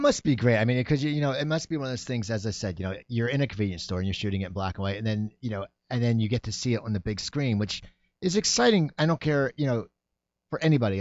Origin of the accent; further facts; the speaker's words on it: Sayreville, New Jersey, United States; moved away as an adult; also born or lived in San Diego; now in Los Angeles, United States; I grew up in New Jersey